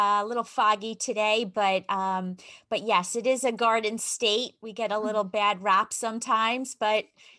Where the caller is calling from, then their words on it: New Jersey, United States; I am in America, in New Jersey.